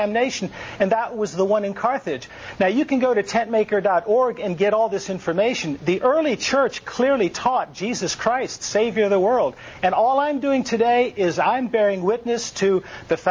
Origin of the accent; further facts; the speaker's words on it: Nuremberg, Bavaria, Germany; I was born in Nuremberg, Germany.